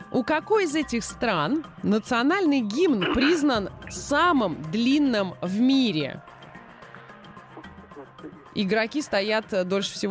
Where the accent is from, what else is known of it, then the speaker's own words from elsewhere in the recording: Vologda Oblast, Russia; Я из Вологодской области.